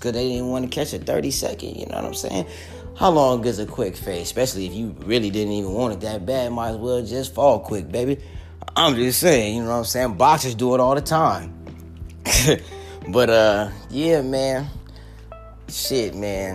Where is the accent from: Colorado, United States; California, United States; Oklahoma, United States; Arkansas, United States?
California, United States; Long Beach; I'm from Long Beach